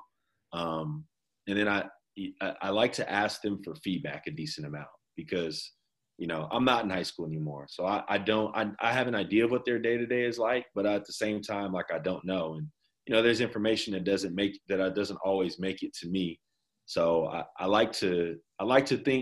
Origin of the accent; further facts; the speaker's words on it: Inglewood, California, United States; also born or lived in Davis, California; I grew up in Inglewood